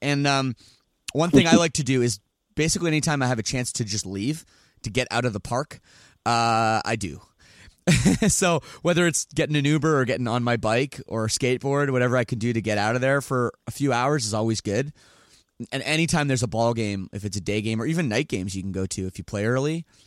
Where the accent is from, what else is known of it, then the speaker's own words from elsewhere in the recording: Toronto, Ontario, Canada; moved away; also born or lived in Michigan; a Blue Jays fan growing up in Toronto.